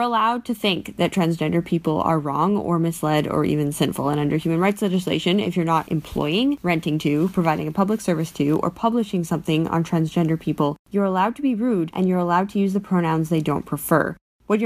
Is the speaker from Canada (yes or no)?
yes; Canada; I'm a Canadian law student